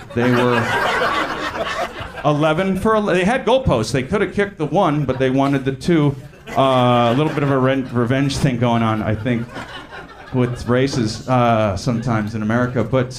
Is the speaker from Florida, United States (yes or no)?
no; California, United States; So yeah, growing up in Orange County, mostly white, we played sports